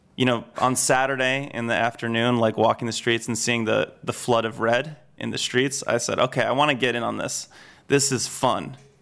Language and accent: English; suburban New York, United States; moved away as an adult; now in London, United Kingdom; I grew up in suburban New York